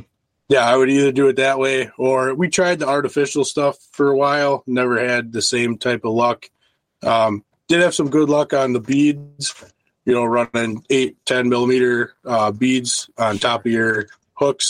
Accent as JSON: {"language": "English", "area": "Milwaukee River", "region": "Wisconsin", "country": "United States", "tie": "born or raised there", "said": "I grew up near the Milwaukee River"}